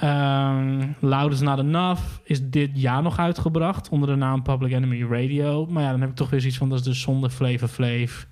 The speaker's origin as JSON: {"language": "Dutch", "town": "Hoogezand", "region": "Groningen", "country": "Netherlands", "tie": "born or raised there", "said": "ik ben opgegroeid in Hoge Zand, dus ik ging vaak naar Groningen toe"}